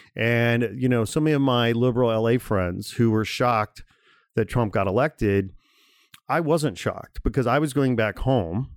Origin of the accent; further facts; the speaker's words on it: outside Chicago, Illinois, United States; moved away as an adult; also born or lived in Gary, Indiana; now in Los Angeles, United States; I was born in Gary, Indiana, okay? I grew up outside Chicago. I lived in Chicago a long time. I moved to L A in oh one